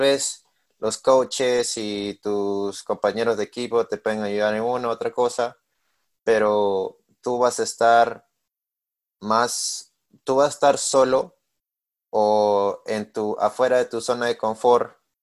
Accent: Peru; moved away as an adult; now in Missouri, United States; soy de Perú, tengo 21 años

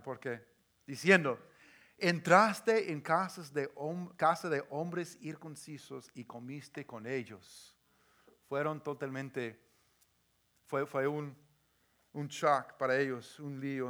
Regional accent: the Northwest, Pacific Northwest, United States; yo crecí aquí en, en el Northwest, esa gente tan cerrada

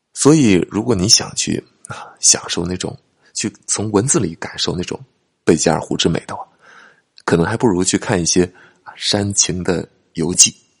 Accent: China; 我们中国人

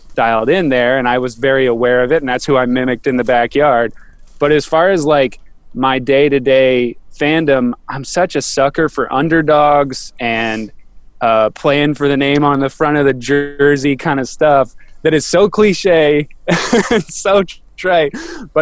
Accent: Dayton, Ohio, United States; I grew up in Dayton, Ohio

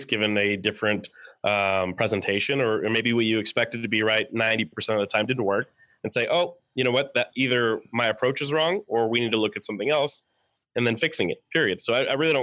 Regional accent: New Mexico, United States; also born or lived in Dallas; I am from New Mexico originally

